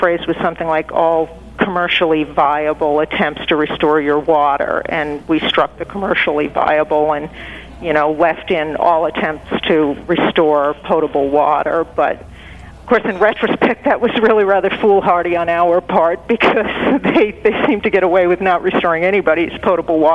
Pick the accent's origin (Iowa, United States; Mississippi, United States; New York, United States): New York, United States; Long Island; I grew up on Long Island